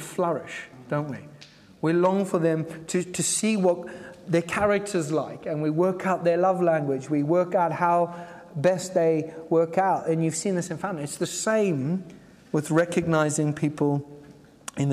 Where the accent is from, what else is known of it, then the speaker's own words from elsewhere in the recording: Zimbabwe; I grew up in Zimbabwe